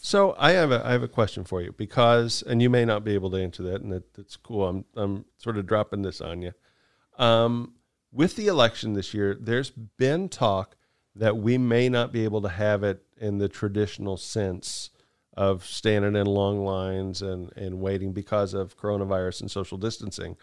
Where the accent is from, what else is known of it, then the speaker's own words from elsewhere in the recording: United States; we're Americans